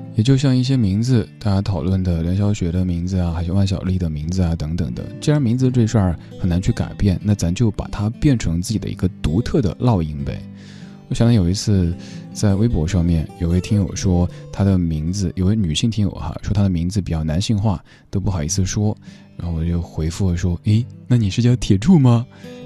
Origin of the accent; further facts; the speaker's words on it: Chengdu, Sichuan, China; accent: Chengdu dialect; 用我的家乡话的一个词语来形容，就是“眼已”，对，成都话当中的“安逸”